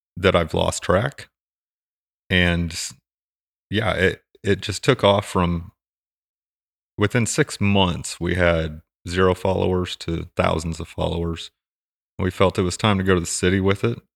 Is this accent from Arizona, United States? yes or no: no; Hutchinson, Kansas, United States; also born or lived in Fort Campbell, Kentucky; I grew up in Kansas, in the middle of Kansas, in this somewhat small community